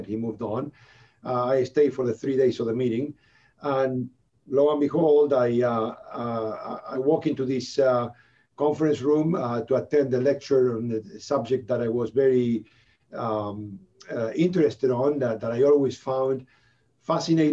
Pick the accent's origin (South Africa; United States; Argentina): Argentina; Buenos Aires; moved away as an adult; also born or lived in Vancouver, Canada; now in Canada; I'm originally from Buenos Aires, Argentina.